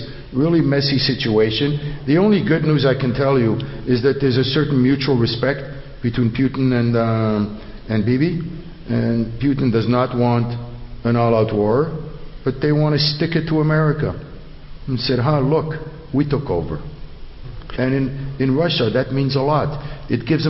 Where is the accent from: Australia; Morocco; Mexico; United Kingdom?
Morocco; also born or lived in Montreal, Canada; now in Los Angeles, United States; I was born and raised in Morocco, and it was a totally different type of Judaism